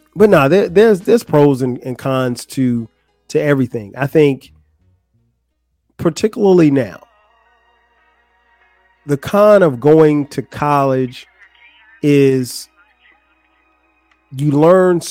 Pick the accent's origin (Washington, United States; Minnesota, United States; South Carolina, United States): South Carolina, United States; Florence; moved away as an adult; also born or lived in Atlanta, Georgia; Florence, my hometown